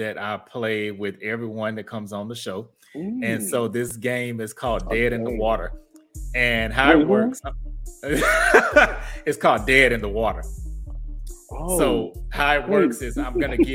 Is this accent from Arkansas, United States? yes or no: no; Houston, Texas, United States; I have Louisiana roots, even though I'm from Houston.